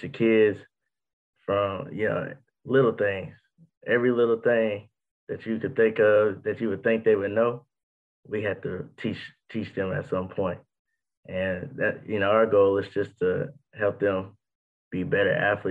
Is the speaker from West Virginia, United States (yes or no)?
yes; West Virginia, United States; also born or lived in Brownwood, Texas; now in Tennessee, United States; I'm from West Virginia